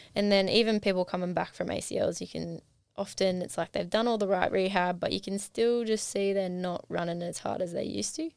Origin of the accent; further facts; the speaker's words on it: Hawkesbury, Blue Mountains, New South Wales, Australia; now in Newcastle, Australia; I hail from the Blue Mountains, the Hawkesbury